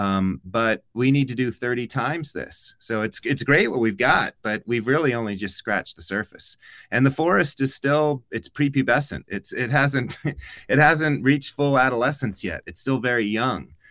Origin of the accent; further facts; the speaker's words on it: Tucson, Arizona, United States; I grew up in Tucson, but my family's not from here